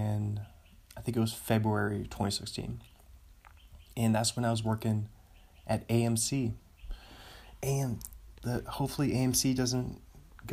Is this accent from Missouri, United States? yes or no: no; Washington, United States; marijuana became legal in my home state the same year I turned 21.